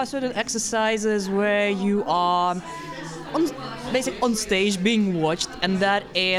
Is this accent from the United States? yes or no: no; Latvia; moved away